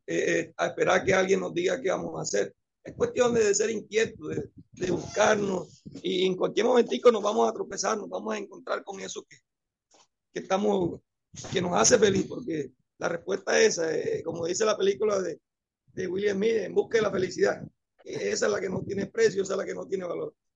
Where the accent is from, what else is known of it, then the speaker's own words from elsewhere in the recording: Antioquia, Colombia; now in Caribbean Coast, Colombia; Yo soy antioqueño